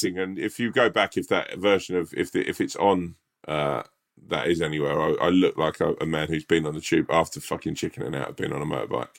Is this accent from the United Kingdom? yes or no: yes; England, United Kingdom; as an English person